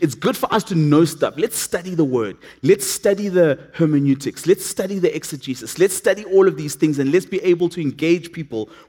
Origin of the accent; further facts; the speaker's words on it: Matatiele, Eastern Cape, South Africa; moved away; I come from a little town called Matatiel.